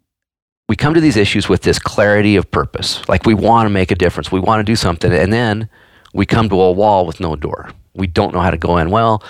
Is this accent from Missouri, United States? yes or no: yes; Missouri, United States; accent: Missouri; now in Montana, United States